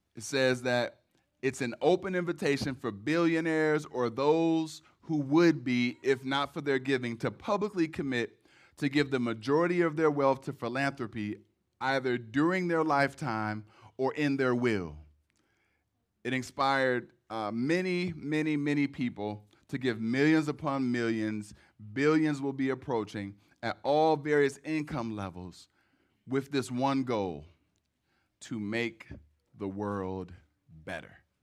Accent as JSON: {"language": "English", "town": "Cleveland", "region": "Ohio", "country": "United States", "moved": "as an adult", "lives_now": "Detroit, United States", "said": "I'm from Cleveland originally. I have raised my children here. And because I had so long of an experience in Cleveland, I probably will always say I'm from Cleveland"}